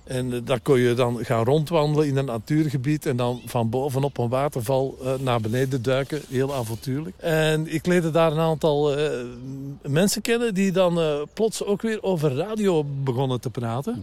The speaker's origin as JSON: {"language": "Dutch", "country": "Belgium", "said": "ik ben een Belg, ik ben een Belg"}